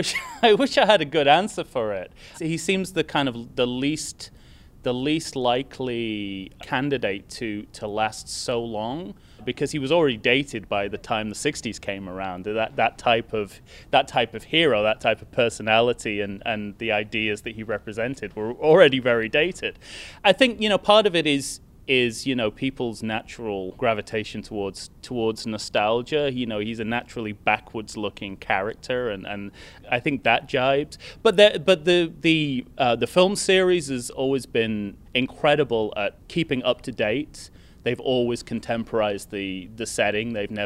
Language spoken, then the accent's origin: English; United Kingdom; moved away; because I am a British person living in a foreign country